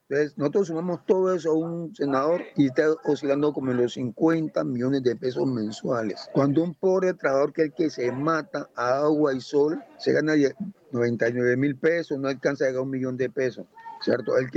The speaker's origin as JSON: {"language": "Spanish", "town": "Buenaventura", "region": "Valle del Cauca", "country": "Colombia", "tie": "born or raised there", "also_born_or_lived": "Guapi", "said": "Nací en un municipio del departamento del Cauca, Guapi. Allá nací, pero igualmente me crié aquí en Buenaventura, exactamente entre Pueblo Nuevo y el barrio del Bosque, ¿no?"}